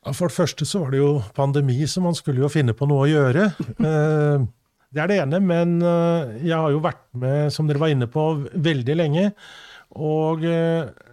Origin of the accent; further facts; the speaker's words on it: Sandefjord, Vestfold, Norway; I Sandefjord hjembyen min